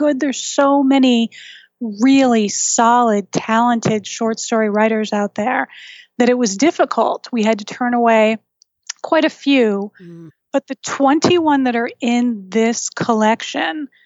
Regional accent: New England, United States; I'm from New England, and we are the home of that horrible, horrible case

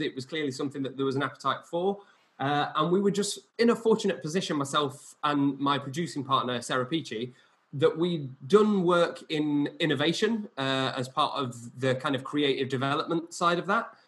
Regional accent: Barnsley, Yorkshire and the Humber, United Kingdom; I'm from Barnsley originally, which is a kind of working class northern former mining town

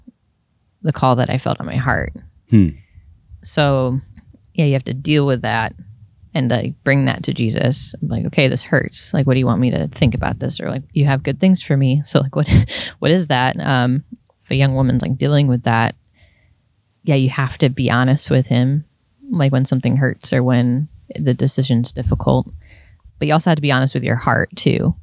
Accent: New York, United States; moved away; I'm from New York

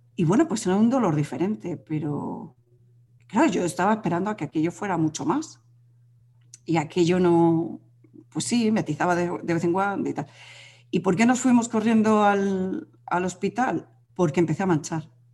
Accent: Madrid, Community of Madrid, Spain; now in Galicia, Spain; nosotros vivimos en Galicia, aunque yo soy de Madrid

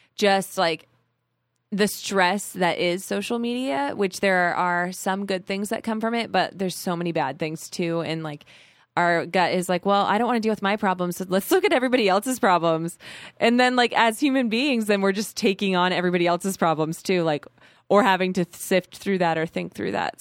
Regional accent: Arizona, United States; I was born in Arizona

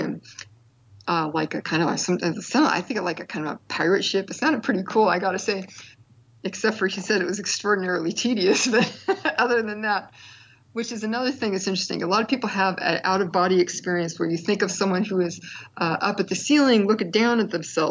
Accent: East Bay, California, United States; I grew up in the East Bay in like the late 60s through the 70s

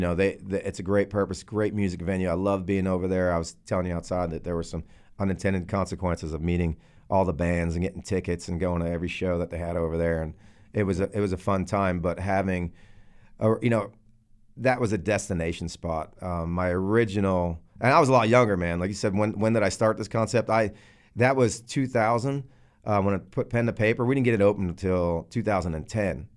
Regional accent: New Jersey, United States; moved away as an adult; also born or lived in Texas; I'm from Jersey, like uh, like you guys said. Um, I, I grew up there until I was about 24

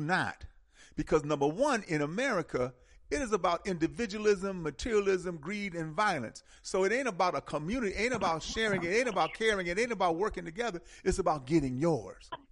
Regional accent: Milwaukee, Wisconsin, United States; I came from a beautiful beautiful uh, African centered community in Milwaukee

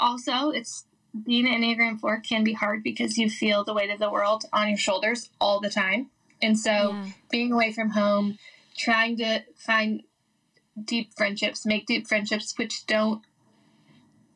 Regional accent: Denver, Colorado, United States; I am from Denver, Colorado, and I grew up in a Christian home

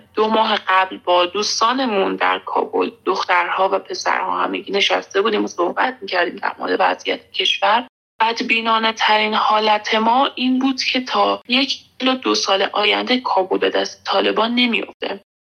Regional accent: Iran; moved away as an adult; also born or lived in Afghanistan; now in Kabul, Afghanistan; من در ایران بزرگ شدم یعنی من افغانستان به دنیا اومدم

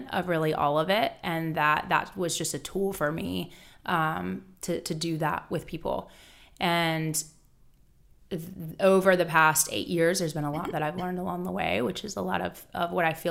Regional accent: Charlotte, North Carolina, United States; I actually I am from Charlotte. I, I grew up. Um, born and raised here, which doesn't happen very much.

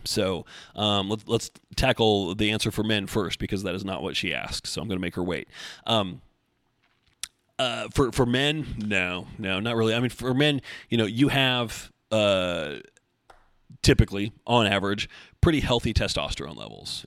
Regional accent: Oregon, United States; also born or lived in Beaverton, Oregon; I'm born and raised in Oregon, but I always lived, you know, mid valley area

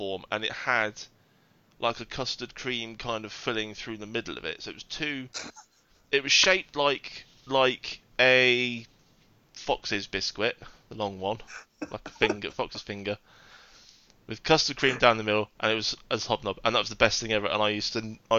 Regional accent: Devon, South West England, United Kingdom; I'm from Devon, where we do scones properly

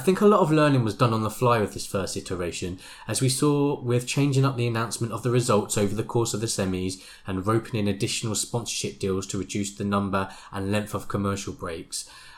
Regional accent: Omaha, Nebraska, United States; now in Chicago, United States; Though I've lived in Chicago for the past 16 years, I'm originally from Omaha, Nebraska, which has a super vibrant indie music scene.

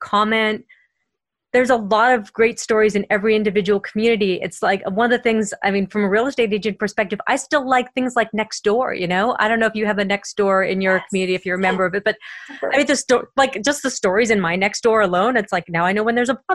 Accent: Boston, Massachusetts, United States; accent: Boston; I'm from Boston, and every once in a while, my Boston will come out

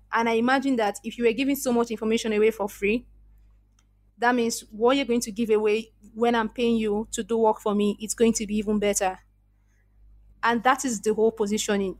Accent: Nigeria; accent: Nigerian; I was very, very conscious about my Nigerian accent, very conscious

